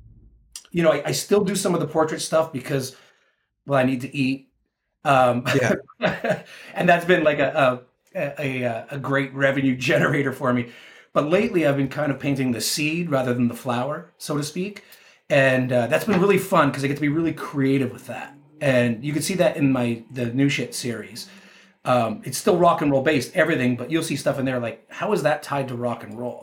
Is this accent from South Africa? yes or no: no; Canada; I'm a 49 year old guy from Canada